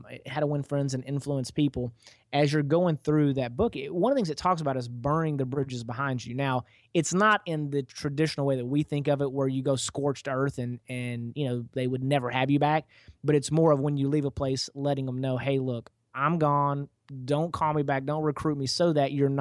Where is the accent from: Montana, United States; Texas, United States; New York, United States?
Texas, United States; East; I'm fortunate enough to be from Texas, and I grew up out in East Texas